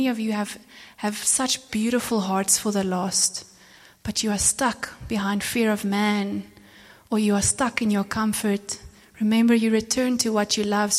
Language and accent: English; South Africa; I'm from South Africa